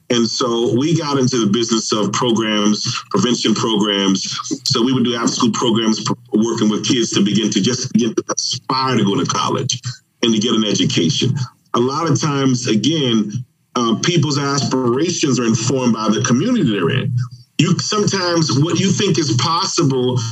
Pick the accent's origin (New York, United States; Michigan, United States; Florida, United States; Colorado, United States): Florida, United States; Miami; I'm from Dade County